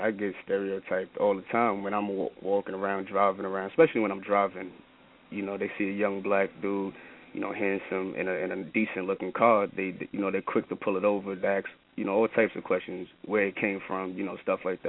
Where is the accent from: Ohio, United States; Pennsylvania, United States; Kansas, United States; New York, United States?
New York, United States; New York City; I'm from Brooklyn, New York, coming out of the Bed-Stuy area, to be specifically Mossy Projects.